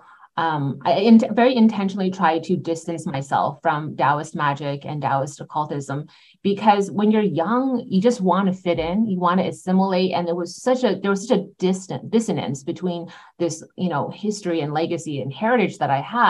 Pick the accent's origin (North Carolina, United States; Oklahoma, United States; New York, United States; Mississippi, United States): New York, United States; upstate; I grew up in upstate New York. I'm Taiwanese American